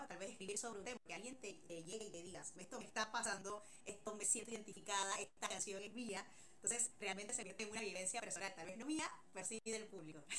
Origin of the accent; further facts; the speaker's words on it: Panama; Yo de chica, bueno, acá en Panamá